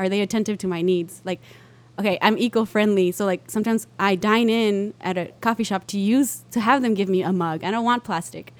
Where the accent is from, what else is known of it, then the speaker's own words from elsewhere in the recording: Pecos, Texas, United States; also born or lived in El Paso, Texas; we moved to Pecos